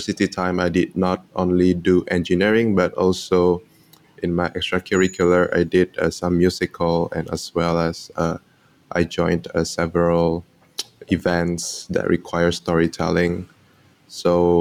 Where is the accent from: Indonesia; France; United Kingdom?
Indonesia; now in Singapore; I am from Indonesia, but currently based in Singapore